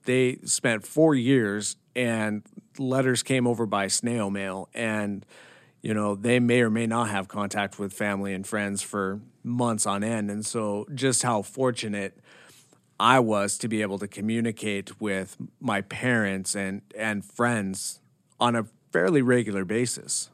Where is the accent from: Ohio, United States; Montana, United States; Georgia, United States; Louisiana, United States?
Montana, United States; Bozeman; also born or lived in Washington; I'm born and raised in Montana. Uh, I was born in Bozeman, Belgrade. I grew up there